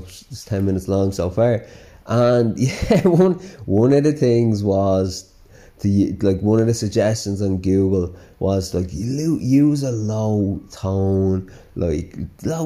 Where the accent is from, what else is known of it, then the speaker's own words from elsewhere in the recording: Dublin, Leinster, Ireland; accent: Dublin; I grew up with this bit of a Dublin accent, but so yeah, I have a bit of a Dublin twang, and I am very proud of my Dublin accent